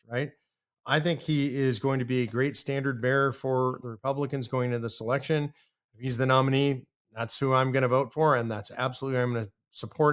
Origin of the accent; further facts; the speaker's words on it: Texas, United States; I'm a biased Texan